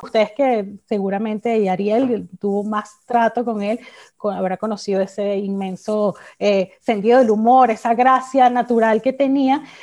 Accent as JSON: {"language": "Spanish", "country": "Venezuela", "said": "de nuestro patrimonio como, como venezolanos"}